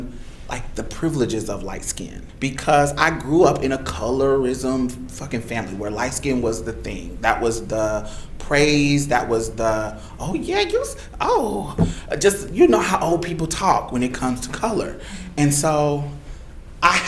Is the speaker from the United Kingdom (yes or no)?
no; Indiana, United States; moved away as an adult; also born or lived in Mississippi; I was from Indiana, so coming to Mississippi, you know, you got out-of-state fees